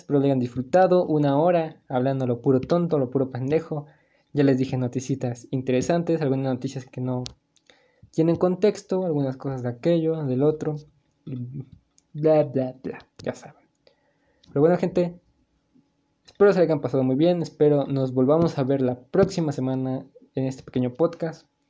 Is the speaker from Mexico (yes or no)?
yes; Mexico; somos mexicanos